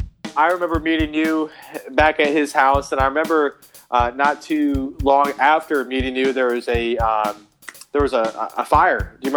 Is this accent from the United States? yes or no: yes; New Jersey, United States; moved away; I'm from New Jersey.